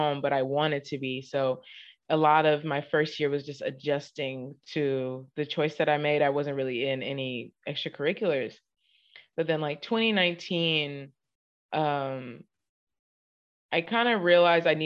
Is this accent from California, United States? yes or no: yes; Inglewood, California, United States; moved away as an adult; now in Houston, United States; Inglewood specifically, South Central Los Angeles